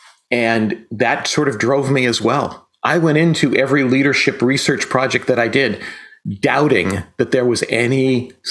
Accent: western Massachusetts, United States; I grew up here in Massachusetts

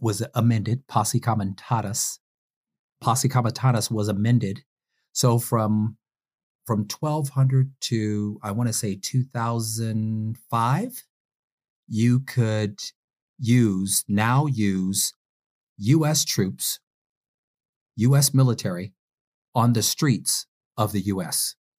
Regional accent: Detroit, Michigan, United States; my hometown of Detroit

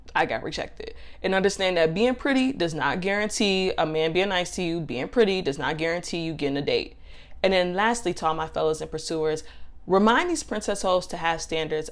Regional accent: Chicago, Illinois, United States; now in Miami, United States; I'm from Chicago, but I moved to Florida

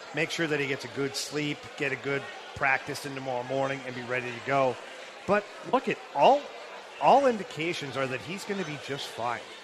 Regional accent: Ottawa, Ontario, Canada; born or raised there

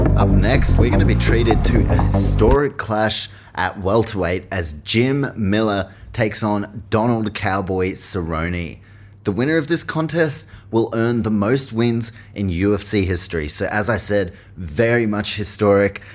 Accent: New Zealand; I am from New Zealand

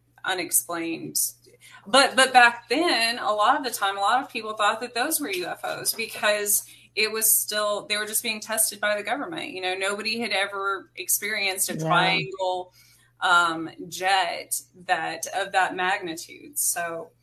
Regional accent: New Mexico, United States; I was born outside of Roswell, New Mexico. So it's something that has always been in my life, you know. And I grew up in the mountains in New Mexico, where in the Gila Wilderness.

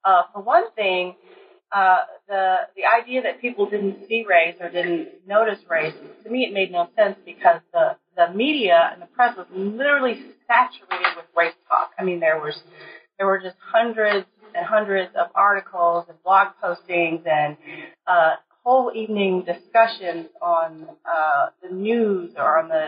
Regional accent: College Park, Maryland, United States; Well, as you said … I'm originally from Maryland, College Park, Maryland.

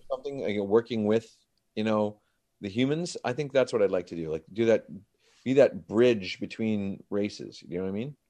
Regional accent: Grande Prairie, Alberta, Canada; moved away; I flew back from Grand Prairie, my hometown

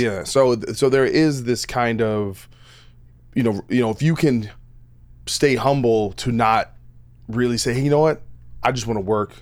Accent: New Jersey, United States; I'm from Jersey

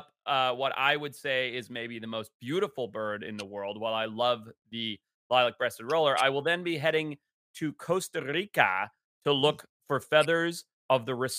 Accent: Zimbabwe; my home country of Zimbabwe

